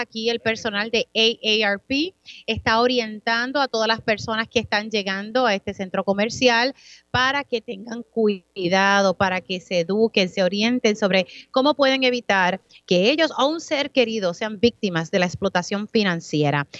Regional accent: Utuado, Puerto Rico; mi pueblo de Utuado

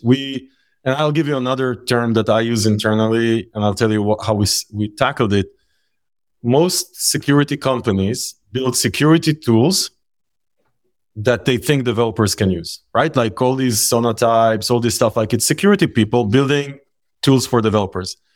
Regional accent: Israel; We grew up in Israel

